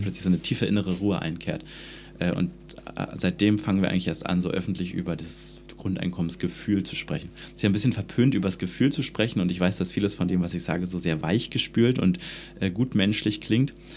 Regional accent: Germany; ich bin in der DDR groß geworden

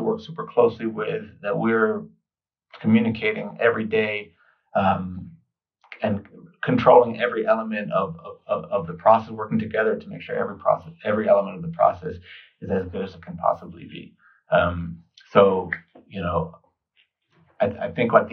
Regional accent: New York City, New York, United States; kid growing up in New York, I was eating pizza practically every day

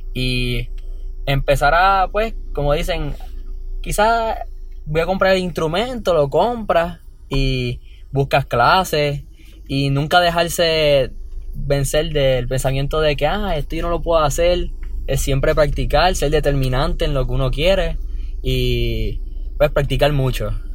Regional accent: San Juan, Puerto Rico; vengo de Cupe Alto, San Juan

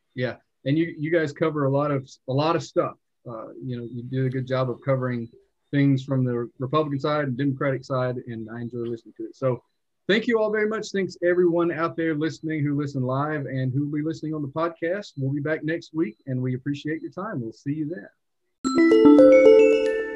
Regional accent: Leslie County, Kentucky, United States; I'm from Leslie County, the reddest county in the state

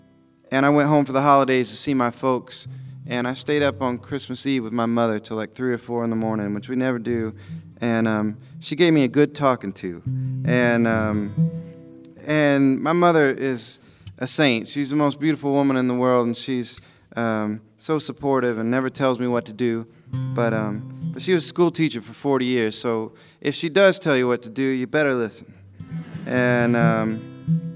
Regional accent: Ozark Mountains, Arkansas, United States; I grew up in the Ozark Mountains in Arkansas, and I'm a hillbilly

